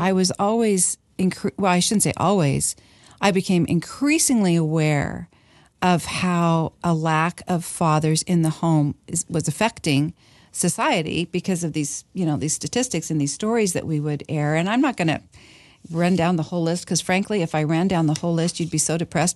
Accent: Washington, United States; moved away; I grew up in Washington

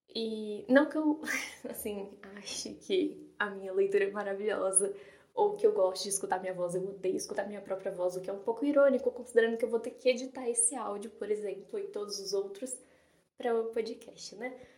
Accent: São Paulo, Brazil; acho que pelo meu sotaque dá para perceber que eu sou de São Paulo.

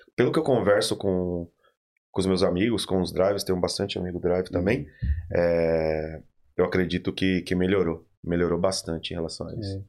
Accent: Diadema, São Paulo, Brazil; moved away; eu sou de Diadema, né?

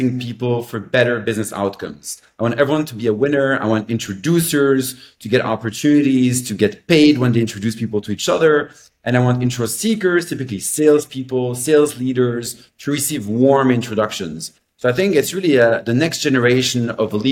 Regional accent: Belgium; I grew up in Belgium. So I'm French-speaking, Belgian-American.

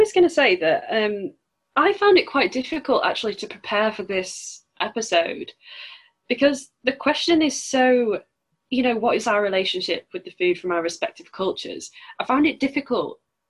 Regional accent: Yorkshire and the Humber, United Kingdom; obviously, everyone knows I'm from Yorkshire and I'm quite proud of being from Yorkshire.

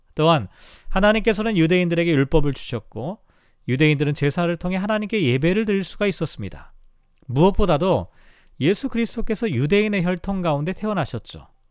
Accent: South Korea; moved away

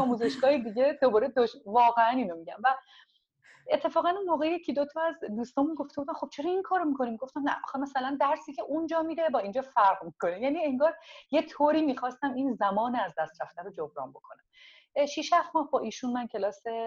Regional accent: Tehran, Tehran Province, Iran; first language Azerbaijani; Persian is a second language; moved away as an adult; also born or lived in Tabriz, Iran; now in Toronto, Canada; متولد تبریز هستم ولی بزرگ شده تهران هستم

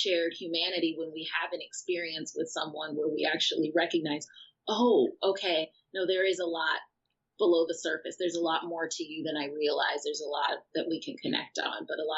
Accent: outside of Chicago, Illinois, United States; moved away; also born or lived in Los Angeles, United States; growing up outside of Chicago

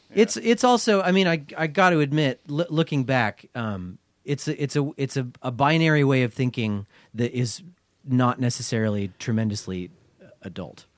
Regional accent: Portland, Oregon, United States; straight edge scene that I grew up in here in Portland

